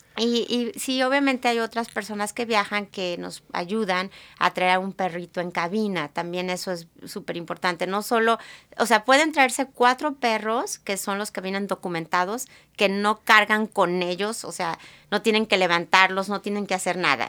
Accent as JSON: {"language": "Spanish", "town": "Guadalajara", "region": "Jalisco", "country": "Mexico", "tie": "born or raised there", "moved": "as an adult", "lives_now": "Seattle, United States", "said": "yo soy de Guadalajara, ahí crecí"}